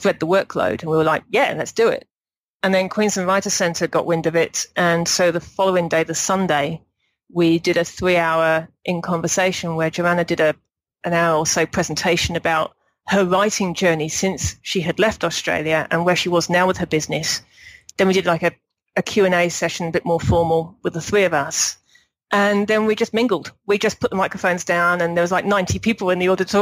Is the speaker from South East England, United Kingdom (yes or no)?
yes; Berkshire, South East England, United Kingdom; moved away as an adult; also born or lived in Kent; I'm from Berkshire originally, but I lived in Kent for 4 or 5 years before I moved over here